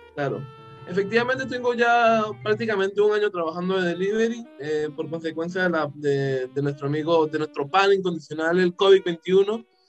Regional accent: Venezuela; now in Peru; habemos cuatro venezolanos

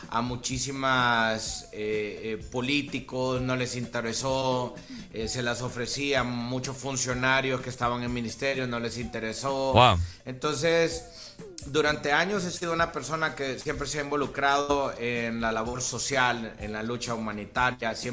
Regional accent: Tegucigalpa, Francisco Morazán, Honduras; Yo vengo de las calles de la colonia Kennedy, soy un artista urbano, se podría decir

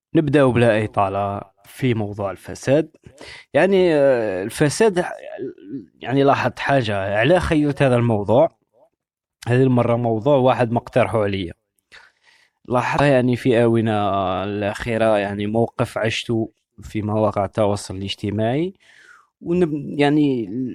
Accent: Algeria; كلنا كجزائريين كمغاربة كعرب

